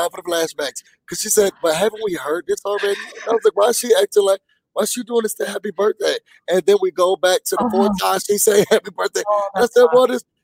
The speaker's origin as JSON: {"language": "English", "town": "Rochester", "region": "New York", "country": "United States", "tie": "born or raised there", "said": "I'm from Rochester"}